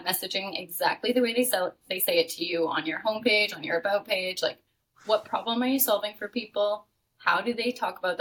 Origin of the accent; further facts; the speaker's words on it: Canada; moved away as an adult; now in Playa del Carmen, Mexico; I'm living in Playa del Carmen, Mexico right now. Because I'm from Canada originally